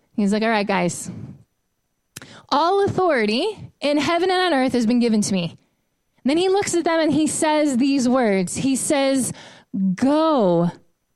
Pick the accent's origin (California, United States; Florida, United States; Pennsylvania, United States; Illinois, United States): California, United States; San Francisco Bay Area; moved away as an adult; also born or lived in Michigan; I grew up in the Bay Area of San Francisco, but I really grew up in Michigan